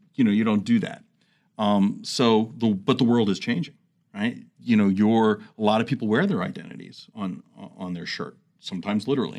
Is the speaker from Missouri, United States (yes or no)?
no; New York City, New York, United States; moved away as an adult; also born or lived in New Jersey / Phoenix, Arizona; now in Washington, D.C., United States; I grew up in New York City, New Jersey area